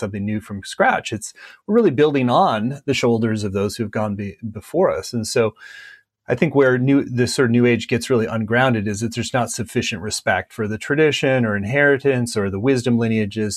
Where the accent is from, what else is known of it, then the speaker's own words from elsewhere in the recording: Minnesota, United States; I grew up in Minnesota, which is a much more kind of low key, non-hypey, kind of grounded place to live